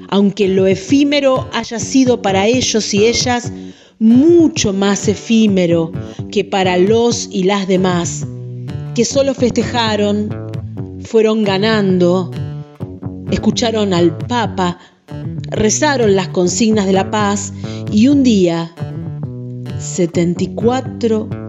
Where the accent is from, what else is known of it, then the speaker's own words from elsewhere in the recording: Argentina; somos argentinos y argentinas